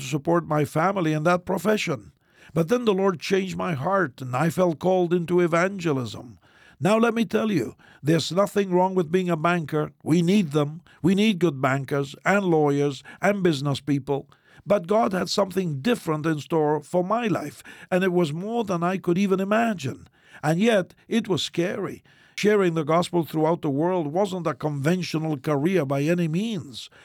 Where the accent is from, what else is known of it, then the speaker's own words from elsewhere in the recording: Argentina; moved away; my home country of Argentina